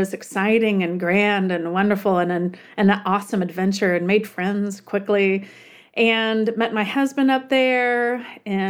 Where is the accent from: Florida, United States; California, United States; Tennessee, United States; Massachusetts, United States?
Florida, United States; Tallahassee; moved away as an adult; also born or lived in New York City; I'm from Tallahassee, Florida, originally. That's my hometown.